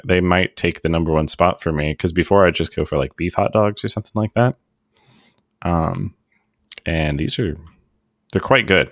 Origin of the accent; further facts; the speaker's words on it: United States; as an American